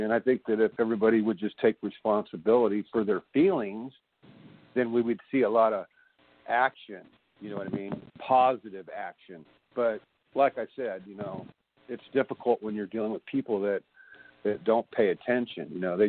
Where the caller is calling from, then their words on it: California, United States; I'm calling from California